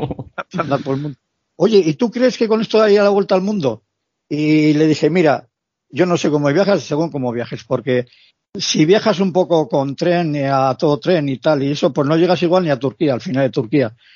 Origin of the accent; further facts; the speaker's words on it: Basque Country, Spain; Yo soy vasco.